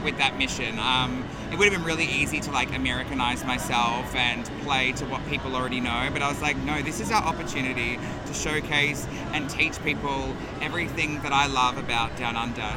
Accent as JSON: {"language": "English", "town": "Melbourne", "region": "Victoria", "country": "Australia", "said": "we're both from Melbourne"}